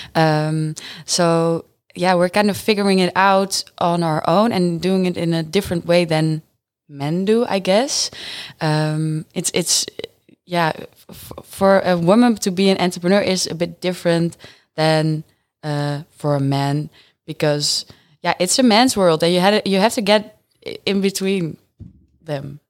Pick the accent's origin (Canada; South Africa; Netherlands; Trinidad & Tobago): Netherlands; Friesland; now in Groningen, Netherlands; I'm born and raised in Friesland, but I moved to Groningen